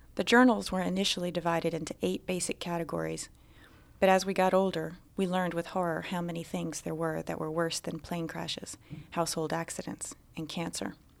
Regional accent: Alabama, United States; moved away as an adult; I was born and raised in Alabama. In fact, I lived there until I was twenty-one

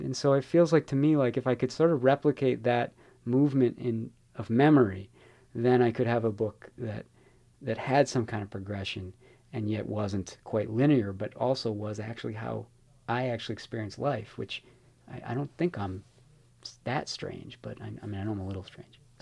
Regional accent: Chicago, Illinois, United States; now in San Francisco, United States; I'm from Chicago

